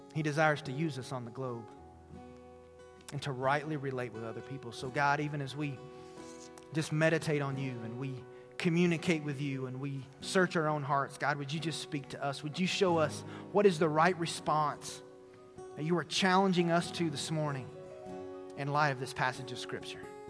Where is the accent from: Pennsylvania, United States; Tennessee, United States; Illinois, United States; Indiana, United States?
Tennessee, United States; moved away; my hometown in Tennessee